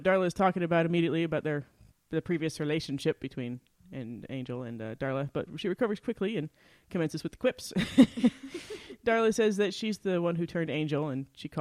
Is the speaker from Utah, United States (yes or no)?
yes; Utah, United States; We're from Utah